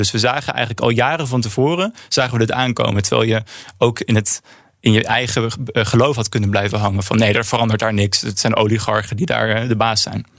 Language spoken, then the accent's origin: Dutch; Netherlands